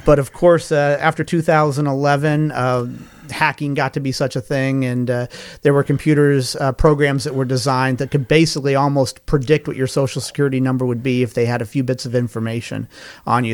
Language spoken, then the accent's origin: English; Colorado, United States; moved away as an adult; now in Carolinas, United States; my home state is Colorado. I, uh, have lived in Colorado, uh, in Carolinas now more than I've lived in Colorado, but Colorado's still kind of my home base